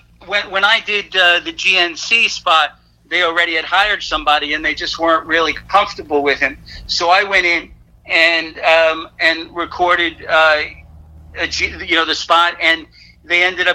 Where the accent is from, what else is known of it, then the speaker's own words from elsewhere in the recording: Jersey City, New Jersey, United States; moved away as an adult; also born or lived in Washington D.C. / New York City; I'm originally from New Jersey.